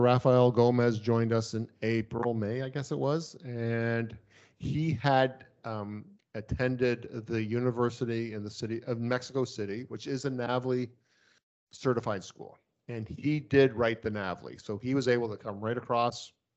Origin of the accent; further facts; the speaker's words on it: Canada; as a Canadian, I can work in the States